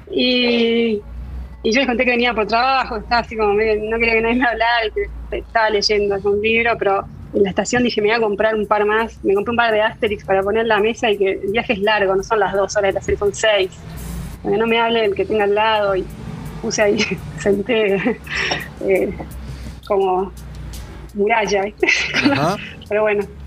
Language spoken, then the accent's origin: Spanish; Argentina; moved away as an adult; also born or lived in Paris, France; soy argentina